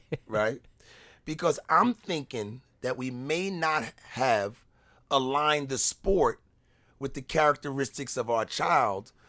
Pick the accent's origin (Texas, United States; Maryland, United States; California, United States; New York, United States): New York, United States; moved away; I'm from New York